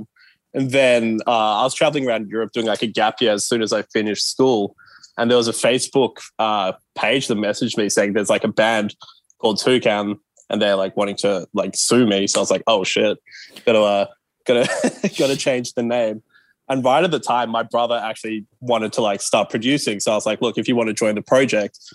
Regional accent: Melbourne, Victoria, Australia; also born or lived in Los Angeles; I'm from Melbourne

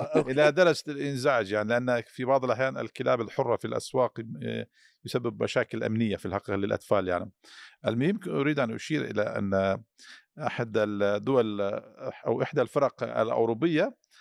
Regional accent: Turkey; كمواطن تركي

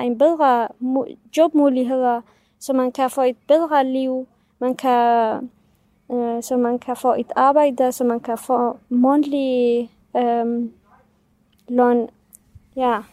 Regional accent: Syria; first language Kurdish; Danish is a second language; now in Denmark; vi er kurder fra Syrien, så vi taler kurdisk

